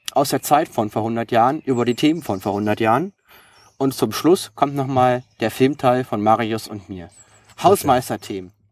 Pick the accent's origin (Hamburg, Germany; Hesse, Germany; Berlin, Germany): Berlin, Germany; weil jetzt kann ich wieder meine Heimatstadt ziehen. Und seit 1.4. bin ich Berliner für meine Firma